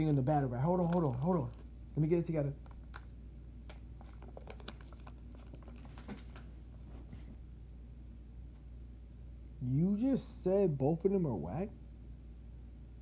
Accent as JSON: {"language": "English", "region": "New Jersey", "country": "United States", "said": "I'm from New Jersey"}